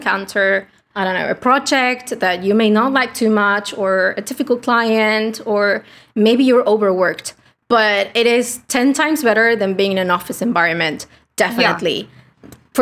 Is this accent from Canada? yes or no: no; Argentina; English is a second language; I'm from Argentina, a poor country. English is not my native tongue